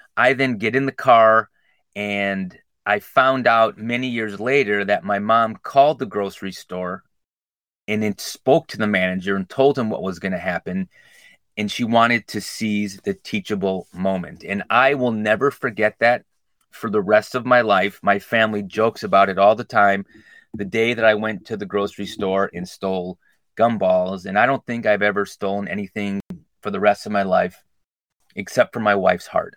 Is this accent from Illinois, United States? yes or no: yes; Glenview, Illinois, United States; I grew up in Glenview, went to Washington School District 63